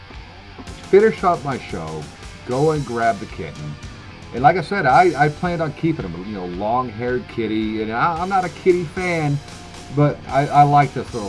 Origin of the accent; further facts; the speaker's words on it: Germany; moved away; I grew up in Germany